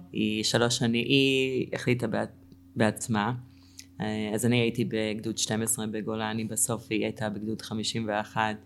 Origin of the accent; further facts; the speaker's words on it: Cleveland, Ohio, United States; Hebrew is a second language; moved away as an adult; also born or lived in Israel; now in Tzur Yitzhak, Israel; גדלתי בקליבנד אוהיו